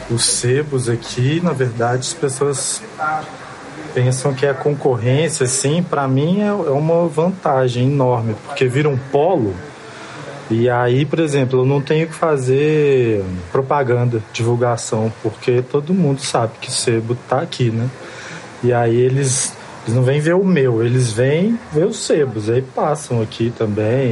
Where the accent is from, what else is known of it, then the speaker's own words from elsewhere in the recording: Belo Horizonte, Minas Gerais, Brazil; Eu tenho 32 anos, nasci em Belo Horizonte